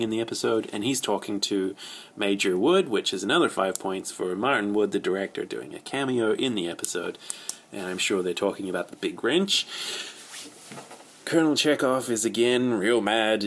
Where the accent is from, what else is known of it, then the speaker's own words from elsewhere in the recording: New Zealand; I'm from New Zealand